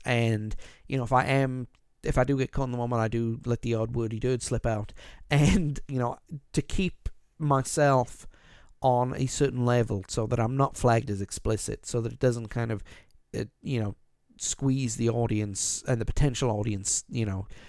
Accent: South Wales valleys, United Kingdom; Growing up, young lad in the, uh, in the foothills of the South Wales valleys in the United Kingdom

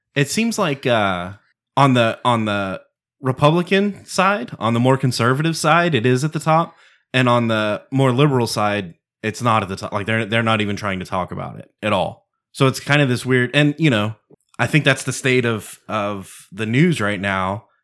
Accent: Texas, United States; Texan first, I'm an American second

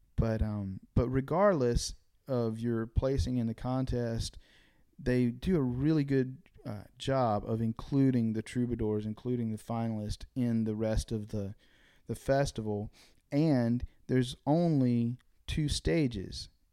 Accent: Dunn, North Carolina, United States; moved away as an adult; also born or lived in Nashville; I grew up in North Carolina. I grew up in the eastern part of the state

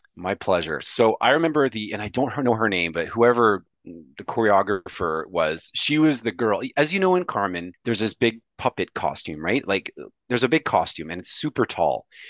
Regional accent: Montreal, Quebec, Canada; I speak French fluently, like, like you do, because I'm from Montreal

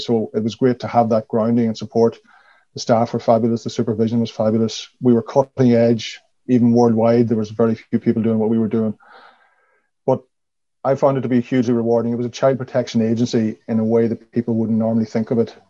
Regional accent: Donegal, County Donegal, Ireland; moved away as an adult; also born or lived in Tuam / Galway / Dublin / London; I grew up in Donegal town, a small town with only 2,000 people.

